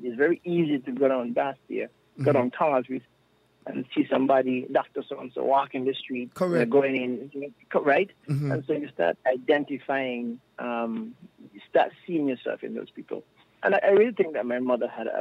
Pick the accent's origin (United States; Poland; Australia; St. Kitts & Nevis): St. Kitts & Nevis; Newtown; moved away; in my community, I'm from Newtown.